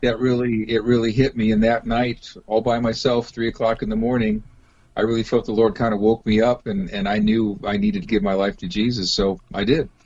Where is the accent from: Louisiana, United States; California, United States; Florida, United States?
California, United States; Los Angeles; now in Seattle, United States; I grew up down in the Los Angeles area, although I've been up here in Seattle for um, majority of my life, but I grew up in, in LA.